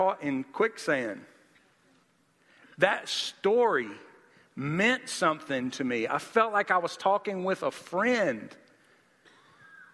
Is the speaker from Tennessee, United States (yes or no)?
yes; Nashville, Tennessee, United States; I wanted to show her my hometown